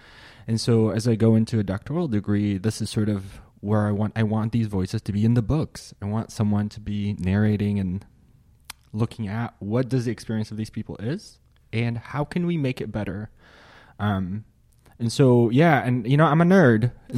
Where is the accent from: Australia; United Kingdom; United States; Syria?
Syria; born there; Well, I was born in Syria, which is a country that some may or may not be familiar with, but it is a place that I was born in. I grew up in a Muslim family.